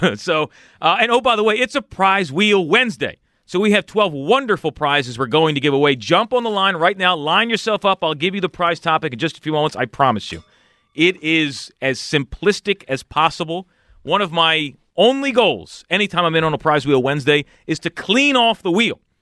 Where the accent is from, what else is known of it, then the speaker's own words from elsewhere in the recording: Philadelphia, Pennsylvania, United States; growing up in this area